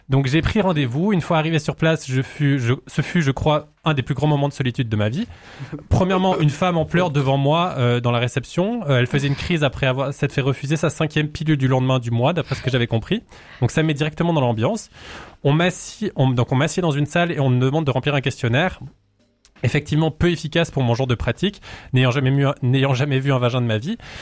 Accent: Valais, Switzerland; je suis valaisan

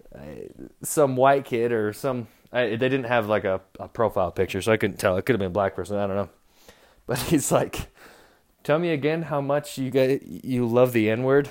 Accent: Utah, United States; I'm Mormon. I'm from Utah.

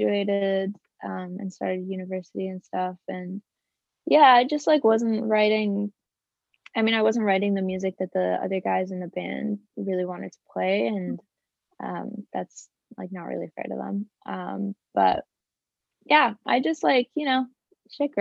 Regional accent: Toronto, Ontario, Canada; also born or lived in Wales; my family moved to Canada, moved to Toronto when I was like 7 or 8. And been here ever since

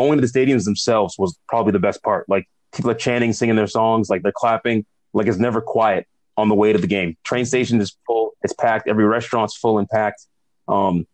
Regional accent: Boston, Massachusetts, United States; I'm from Boston

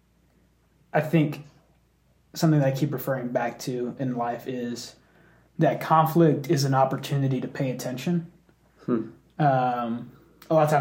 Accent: Dallas, Texas, United States; I grew up in the Dallas area

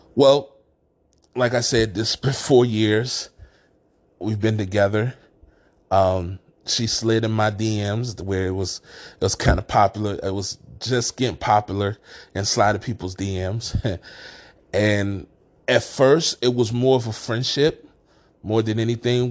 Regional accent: Washington, District of Columbia, United States; moved away as an adult; also born or lived in Council Bluffs, Iowa; now in Rochester, United States; I'm originally from Washington, D C.

